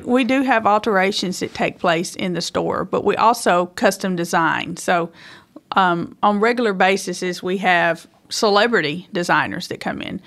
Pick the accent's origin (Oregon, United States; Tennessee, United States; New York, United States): Tennessee, United States; Woodland Mills; also born or lived in Hickman, Kentucky; I grew up in Woodland Mills, Tende-, Tennessee